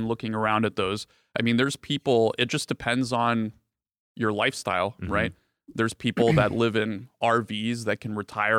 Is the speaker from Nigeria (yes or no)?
no; Bulgaria; born there; So I was born in Bulgaria, mm-hmm. as you guys might know. It's a small country in Eastern Europe.